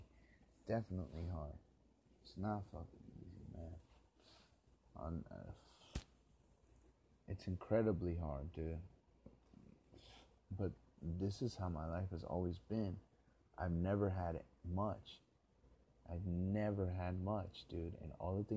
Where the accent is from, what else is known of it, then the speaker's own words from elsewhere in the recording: Los Angeles, California, United States; Back when I used to be a kid and I grew up on Murano and Wilcox.